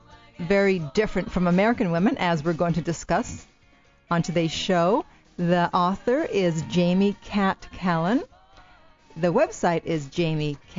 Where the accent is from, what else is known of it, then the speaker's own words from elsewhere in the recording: Canada; moved away as an adult; also born or lived in Italy; now in Los Angeles, United States; I was born in Italy. Then we moved to Canada when I was 5. I went to school there and then moved back to Italy in my 20s